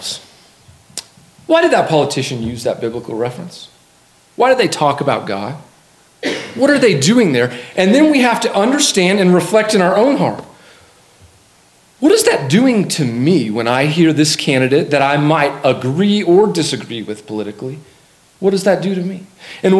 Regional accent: Colorado Springs, Colorado, United States; I grew up in Colorado Springs

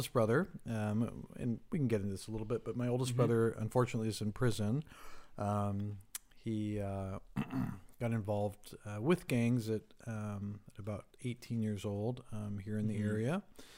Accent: Rancho Cucamonga, California, United States; Rancho Cucamonga. Really? Wow. Yeah, born and raised.

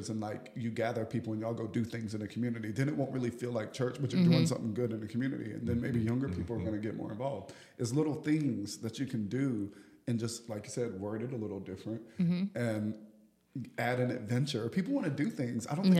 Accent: Burlington, North Carolina, United States; Burlington is my hometown.

